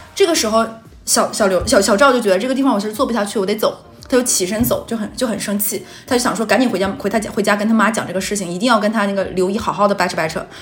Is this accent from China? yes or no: yes; Northeast China, China; accent: Northeastern (Dongbei); moved away; 乡音在耳，好像很久没有听过这个东北话了